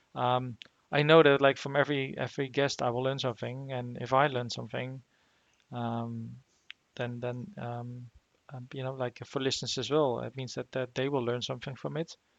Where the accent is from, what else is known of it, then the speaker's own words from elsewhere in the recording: Netherlands; moved away; back in the Netherlands, where I'm originally from